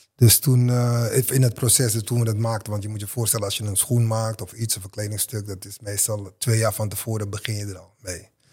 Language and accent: Dutch; Amsterdam, North Holland, Netherlands; mijn buurt waar ik vandaan kom, Westerpark.